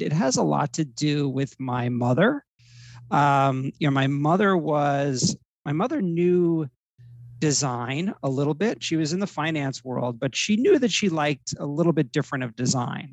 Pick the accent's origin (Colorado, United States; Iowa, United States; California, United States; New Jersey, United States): New Jersey, United States; Middletown; moved away as an adult; also born or lived in Miami / Los Angeles; I'm from Middletown, New Jersey. So it's a Jersey Shore town